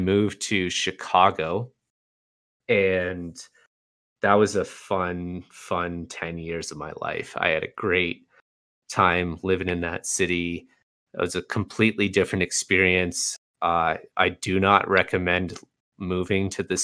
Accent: Canada; I'm Canadian

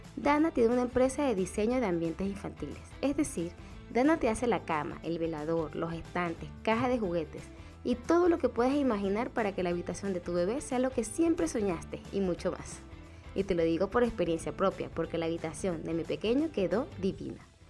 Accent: Venezuela; now in Chile; yo soy de Venezuela

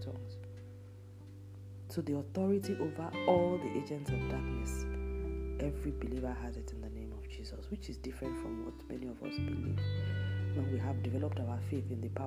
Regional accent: Nigeria; moved away; my home country, Nigeria

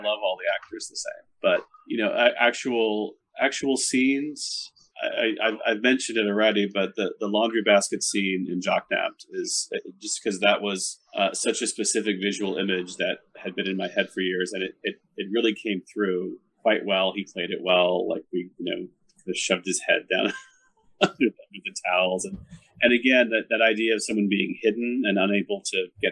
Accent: Texas, United States; moved away as an adult; also born or lived in Dallas; now in Portland, United States; I am a Texan.

